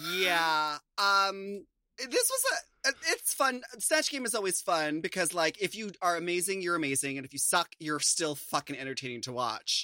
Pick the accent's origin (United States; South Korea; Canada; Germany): United States; as an American